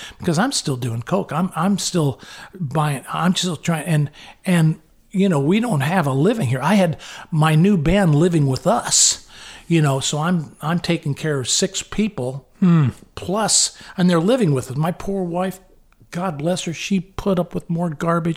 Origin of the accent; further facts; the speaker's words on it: United States; I'm American. I go to church, you know, twice a year